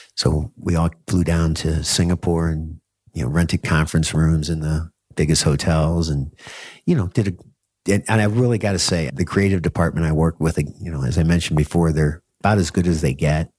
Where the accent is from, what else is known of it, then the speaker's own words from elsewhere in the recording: United States; now in Bangkok, Thailand; as an American